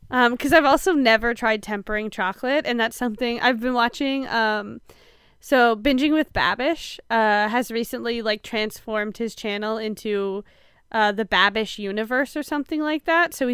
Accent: Canada; I've also don't eat a lot of butter tarts, even though I'm Canadian.

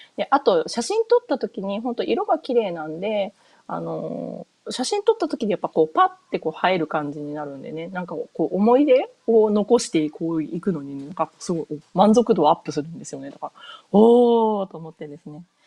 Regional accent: Hokuriku, Toyama, Japan; first language Japanese; moved away as an adult; now in United States; 私日本で普通に生まれて育って、で、小中高と、えっ、ー、と、北陸の富山にいたんですけれど

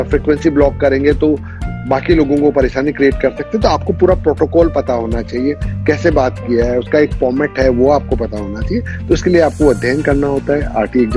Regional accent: India; हमारी मातृभाषा है हिंदी से अच्छा क्या होता है यही बोलते हुए बड़े हुए

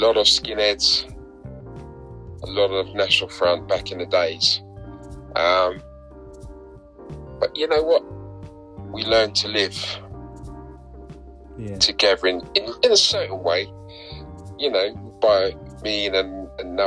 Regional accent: London, United Kingdom; I'm a typical South London boy. Born and bred in South London, schooled in South London

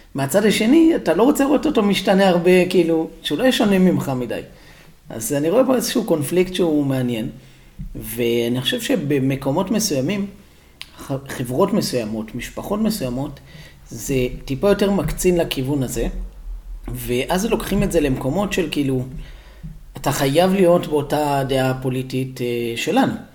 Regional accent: Israel; המקום שאתה ואני גדלנו בו

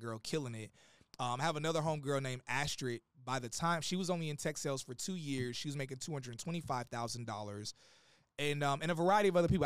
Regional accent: Atlanta, Georgia, United States; also born or lived in Gary, Indiana; now in Miami, United States; I lived in Atlanta most of my life, so I'm, I'm a Georgia boy

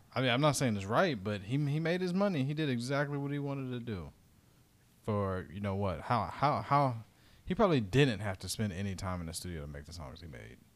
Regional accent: Dayton, Ohio, United States; my hometown in Dayton

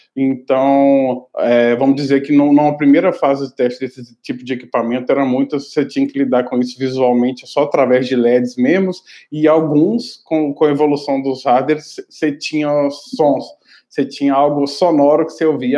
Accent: Belo Horizonte, Minas Gerais, Brazil; eu sou de BH, então eu tinha estudado no Cefet, de Minas Gerais, específico de BH

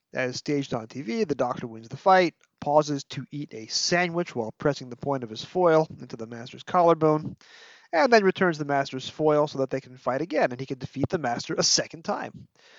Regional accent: New York City, New York, United States; accent: Brooklyn; my native Brooklyn.

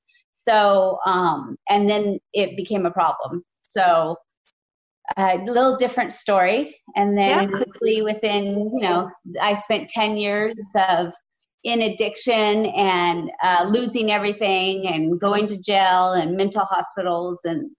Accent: San Jose, California, United States; I grew up in San Jose.

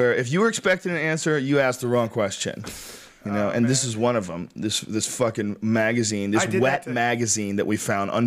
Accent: Boston, Massachusetts, United States; I grew up in Boston

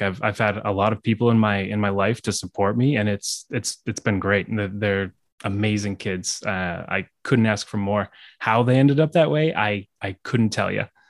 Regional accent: Manchester, New Hampshire, United States; moved away as an adult; now in Massachusetts, United States; I grew up in Manchester, New Hampshire, uh, so I haven't traveled too far.

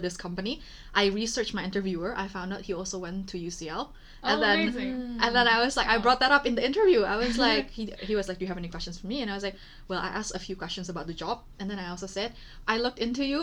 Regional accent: Indonesia; now in London, United Kingdom; we come from Indonesia

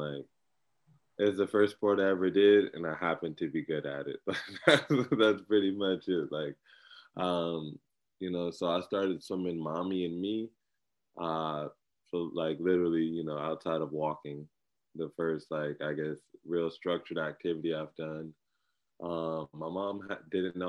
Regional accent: Inglewood, California, United States; I'm from Inglewood, California

